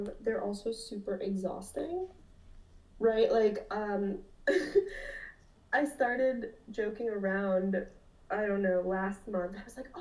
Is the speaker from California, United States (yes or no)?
no; North Broward County, Florida, United States; also born or lived in Lima, Peru; I was raised by a single mom in North Broward County, which is about 45 minutes north of Miami